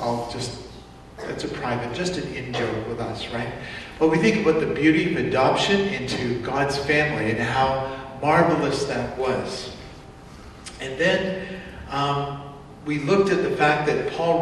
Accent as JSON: {"language": "English", "country": "Canada", "said": "my people got off the boat about 100 years ago in Canada, and other than calling myself Canadian, what am I?"}